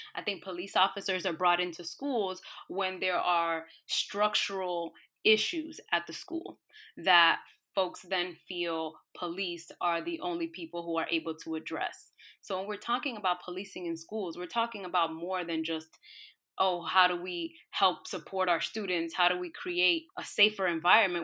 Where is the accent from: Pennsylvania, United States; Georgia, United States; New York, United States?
New York, United States; New York City; I grew up in New York City in a low-income, disenfranchised community